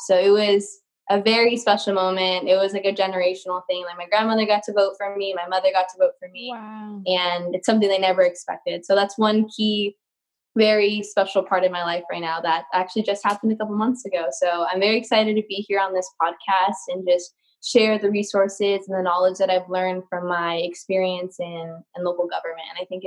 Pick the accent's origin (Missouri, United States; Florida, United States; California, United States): California, United States; Covina; I'm from Covina, California, so it's very special to be serving the community that's done so much for me and my hometown, where I went to elementary school, middle school, high school